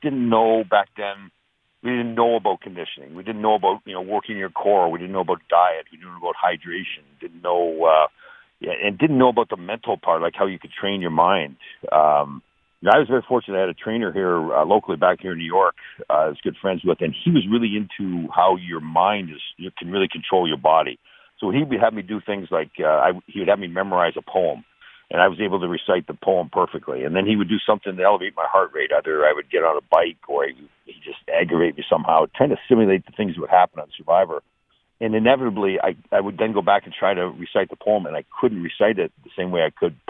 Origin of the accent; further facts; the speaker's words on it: Canada; growing up in Canada and playing hockey